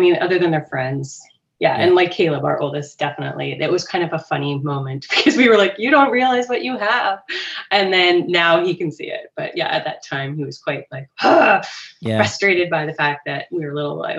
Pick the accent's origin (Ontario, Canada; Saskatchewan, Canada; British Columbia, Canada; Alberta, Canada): British Columbia, Canada; Langley; I grew up actually in the Willoughby area, which has massively changed.